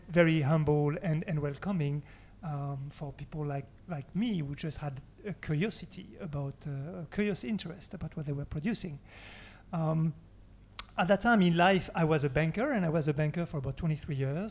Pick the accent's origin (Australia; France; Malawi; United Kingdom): France; moved away as an adult; now in Japan; I'm from France